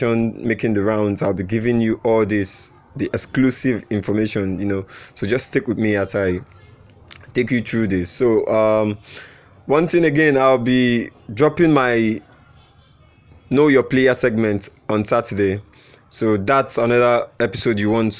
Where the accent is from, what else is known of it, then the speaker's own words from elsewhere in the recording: Nigeria; I'm a Nigerian.